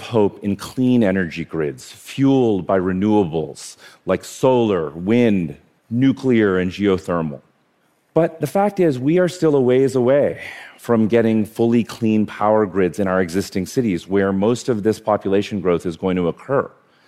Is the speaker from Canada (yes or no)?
no; India; born there; So I was born in India. I have actually 50 first cousins.